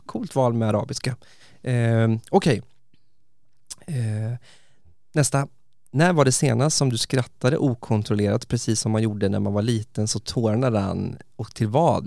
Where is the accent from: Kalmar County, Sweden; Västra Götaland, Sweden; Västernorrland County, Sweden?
Kalmar County, Sweden; Västervik; Jag bodde med den här underbara snubben i Västervik där jag kommer ifrån, ju på östkusten